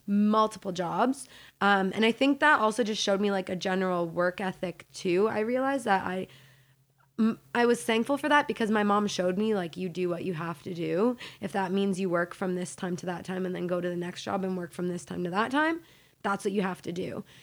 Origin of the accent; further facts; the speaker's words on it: Hamilton, Ontario, Canada; also born or lived in Mississauga; Hamilton is really where I grew up, from the age of, like, five.